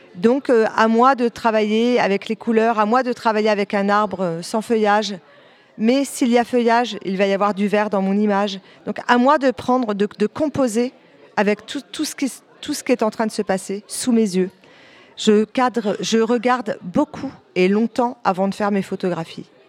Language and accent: French; a small town in Calvados, near Caen, Normandy, France; now in Lion-sur-Mer, France; je viens d'une petite ville du Calvados, pas très loin de Caen